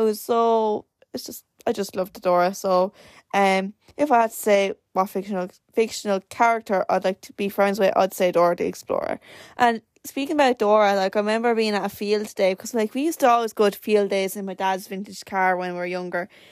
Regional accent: Wexford, Leinster, Ireland; I am from Wexford

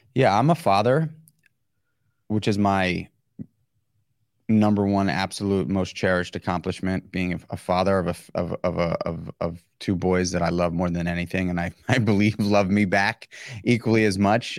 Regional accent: New York City, New York, United States; being born and raised in New York City

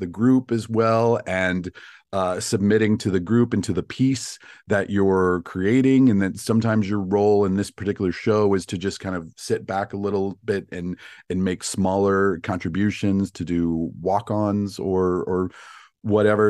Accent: Virginia, United States; moved away as an adult; also born or lived in Chicago; now in Los Angeles, United States; I'm from Virginia

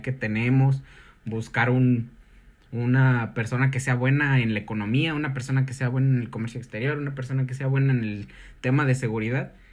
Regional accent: Mexico; en mi país

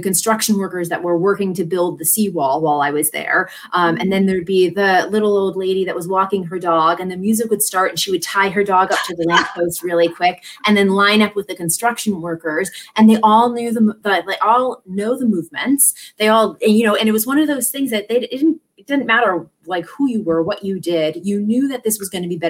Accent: New York, United States; moved away; I'm originally from New York

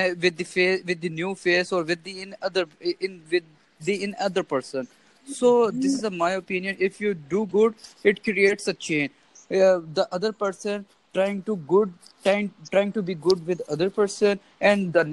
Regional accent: Pakistan; I'm from Pakistan.

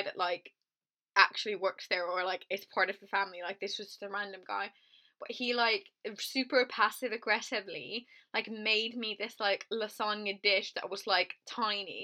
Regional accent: Finland; moved away; I'm from a very small town in countryside Finland, right? So there's one pizza place in my hometown

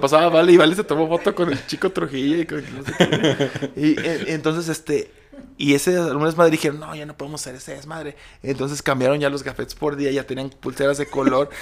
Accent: Aguascalientes, Mexico; es mi tierra

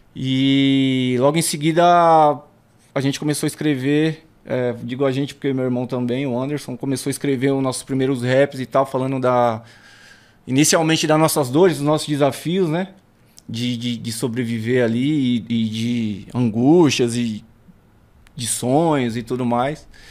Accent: São Paulo, Brazil; Nasci ali em Santo Amaro, no, no, no hospital ali, né? No, no Zona Sul. e cresci no, no Alto do Riviera

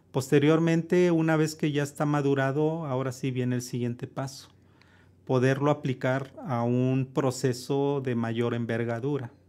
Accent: Mexico; Creo que no tenemos esa parte como mexicanos, ¿no?

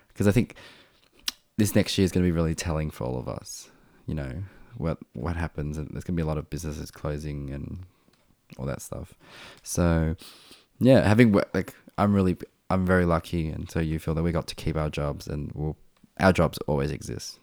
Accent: Springvale, Victoria, Australia; first language Vietnamese; English is a second language; I grew up in Springvale

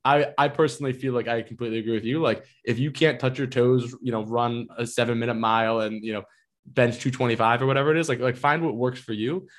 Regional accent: Northeast, United States; also born or lived in Austin, Texas; now in New York, United States; I grew up in the Northeast

